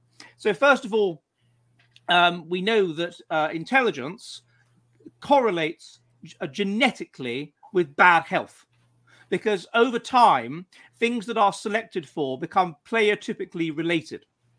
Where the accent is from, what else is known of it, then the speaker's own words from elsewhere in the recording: United Kingdom; I mean, I'm British and I'm a bit Anglo-centric